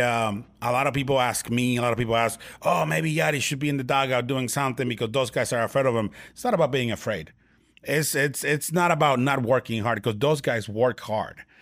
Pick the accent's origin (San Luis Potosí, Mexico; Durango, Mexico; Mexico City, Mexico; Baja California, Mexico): Baja California, Mexico; Tijuana; in my hometown, in my hometown in Tijuana, Mexico